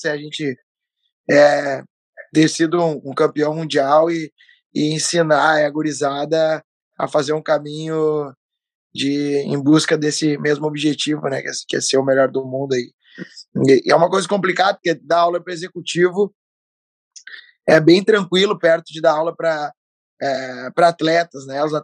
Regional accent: Porto Alegre, Rio Grande do Sul, Brazil; voltar para Porto Alegre. Sempre gostei muito de morar aqui, já estou há anos desenvolvendo um trabalho aqui, onde eu nasci, então gosto muito de, de ficar aqui no Sul.

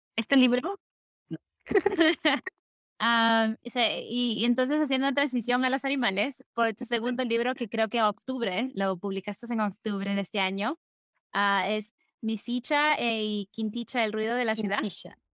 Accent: Lima, Peru; Lima, donde nosotros, donde yo crecí

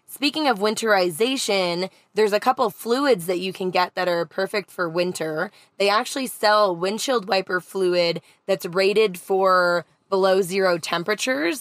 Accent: Canada; Growing up in Canada, you always had a winter readiness kit inside of your van or car

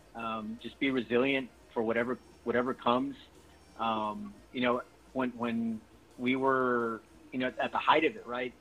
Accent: San Antonio, Texas, United States; This is where I was born and raised

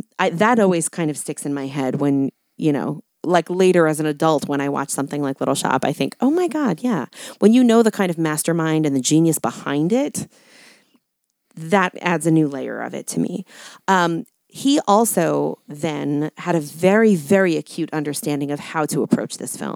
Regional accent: New York, United States; I grew up in New York.

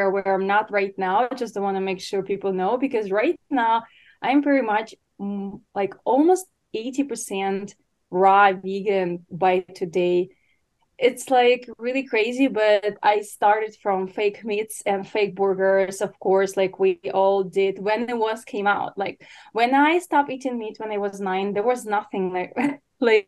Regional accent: Ukraine; English is a second language; moved away as an adult; now in United States; I was born and raised in Ukraine, if anyone wonder where is the name from, an accent. So I moved to America about 8 years ago

